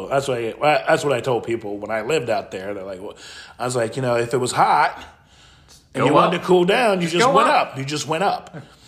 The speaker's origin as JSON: {"language": "English", "region": "Midwest", "country": "United States", "tie": "born or raised there", "also_born_or_lived": "Colorado", "moved": "yes", "said": "I grew up in the Midwest."}